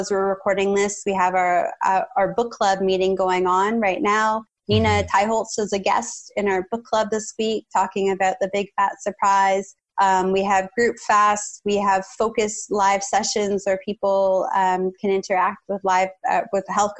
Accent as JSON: {"language": "English", "country": "Canada", "said": "As a Canadian"}